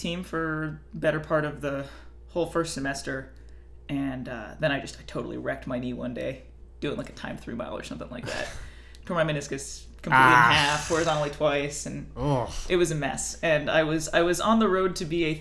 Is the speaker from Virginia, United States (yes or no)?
yes; Arlington, Virginia, United States; I actually grew up in Arlington